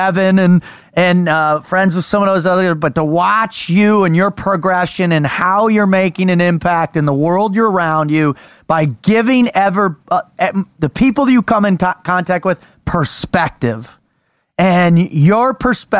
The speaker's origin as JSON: {"language": "English", "town": "San Diego", "region": "California", "country": "United States", "tie": "born or raised there", "moved": "yes", "lives_now": "Texas, United States", "said": "we grew up in San Diego"}